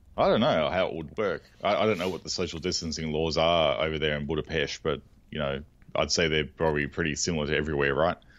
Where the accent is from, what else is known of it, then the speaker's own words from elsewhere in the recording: Australia; We call them bottle shops here, or botlows, 'cause we're Australian